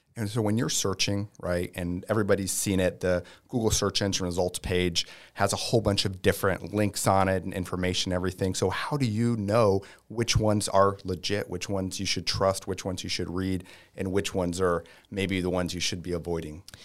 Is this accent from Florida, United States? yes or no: yes; Tampa, Florida, United States; native, um, I don't know what we call ourselves, Tampians